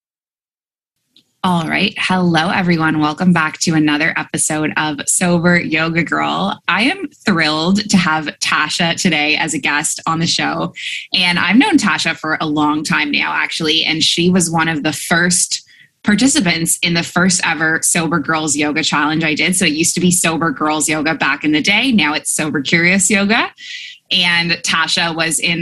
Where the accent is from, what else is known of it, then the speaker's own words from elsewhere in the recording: Canada; moved away as an adult; also born or lived in Dubai / Abu Dhabi; now in Bali, Indonesia; I'm a Canadian who moved across the world at age 23, and I never went back